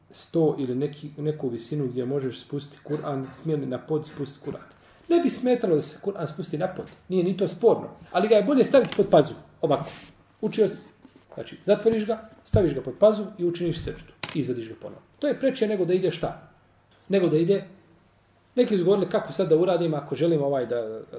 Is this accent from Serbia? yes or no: no; Bosnia & Herzegovina; A ja u mojoj Bosni nisam stranac.